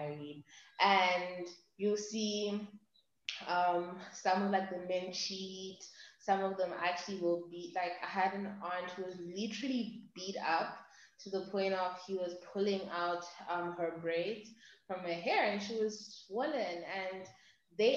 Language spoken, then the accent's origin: English; Zimbabwe; I'm from Zimbabwe